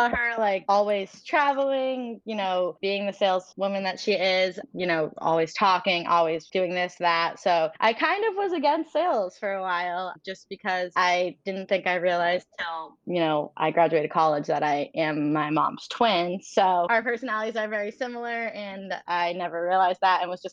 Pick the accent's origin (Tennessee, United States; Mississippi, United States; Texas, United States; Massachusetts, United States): Massachusetts, United States; Franklin; So I grew up in a suburb outside of Boston, like 45 minutes, called Franklin, Mass